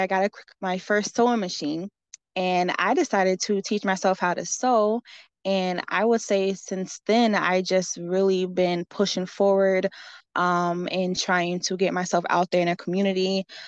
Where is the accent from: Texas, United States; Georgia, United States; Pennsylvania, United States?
Pennsylvania, United States; Allentown; I'm born and raised in Allentown, Pennsylvania. I lived here my whole life